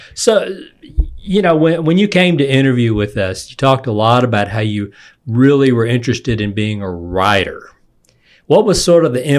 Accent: East Texas, United States; accent: East Texas Nasal Twang; I'm this week's host … with the East Texas Nasal Twang

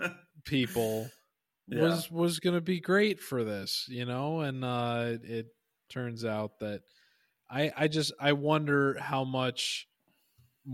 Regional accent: Midwest, United States; growing up in the Midwest

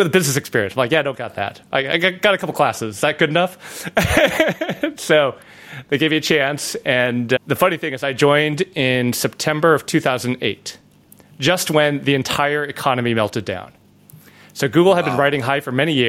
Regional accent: Chicago, Illinois, United States; now in California, United States; I grew up in the suburbs of Chicago

